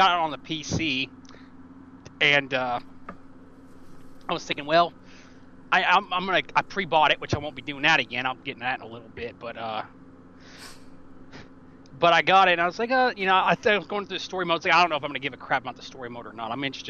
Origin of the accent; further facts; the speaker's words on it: Tennessee, United States; I'm from Tennessee, actually.